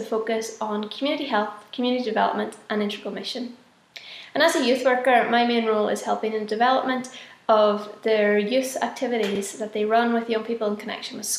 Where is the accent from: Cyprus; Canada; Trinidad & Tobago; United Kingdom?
United Kingdom; Northern Ireland; moved away as an adult; now in Guatemala; I'm from Samefield in Northern Ireland